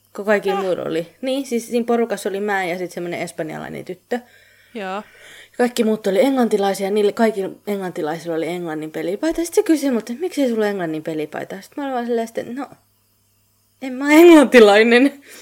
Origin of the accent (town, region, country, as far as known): Finland; moved away